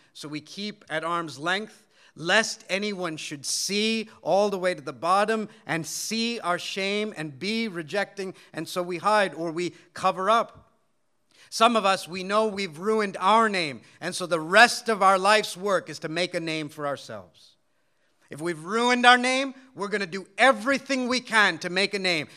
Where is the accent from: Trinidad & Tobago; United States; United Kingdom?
United States; though I was born and raised in America, my parents come from India